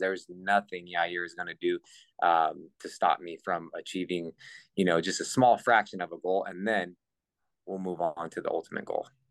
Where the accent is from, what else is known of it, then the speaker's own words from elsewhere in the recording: California, United States; I'm from California Pacific time